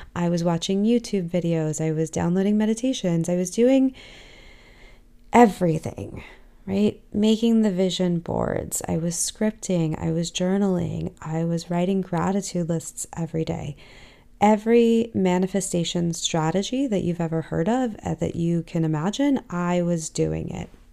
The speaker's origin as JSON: {"language": "English", "town": "Los Angeles", "region": "California", "country": "United States", "tie": "born or raised there", "said": "I grew up in Southern California, in, in the heart of Los Angeles"}